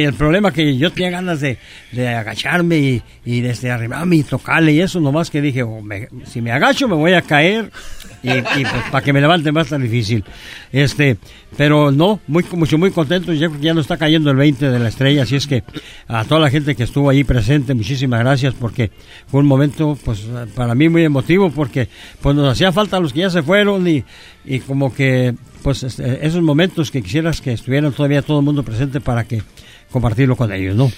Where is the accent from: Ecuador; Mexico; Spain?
Mexico; Michoacán; born or raised there; also born or lived in Yahualica, Jalisco, Mexico